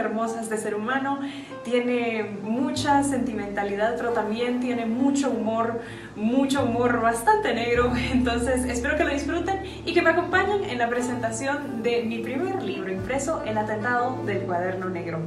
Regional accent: Guatemala; Soy guatemalteca

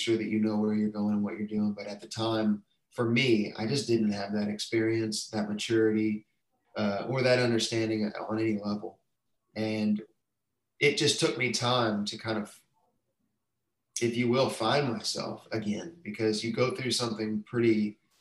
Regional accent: Texas, United States; moved away as an adult; now in Nashville, United States; I'm from Texas

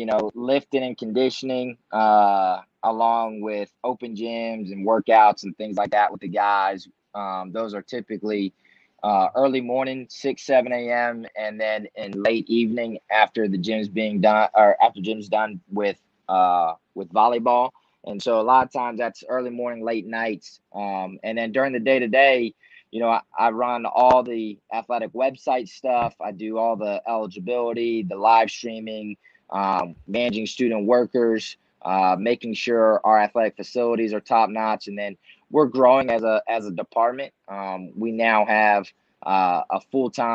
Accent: Baltimore, Maryland, United States; now in Lansing, United States; I'm originally from Baltimore, Maryland

